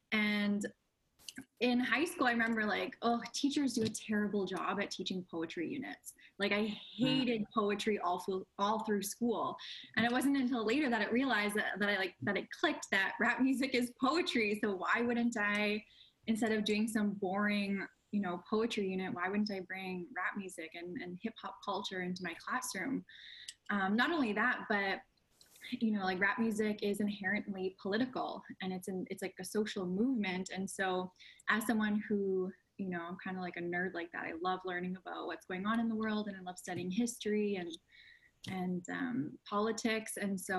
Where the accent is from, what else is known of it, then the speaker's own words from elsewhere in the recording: Winnipeg, Manitoba, Canada; growing up in Winnipeg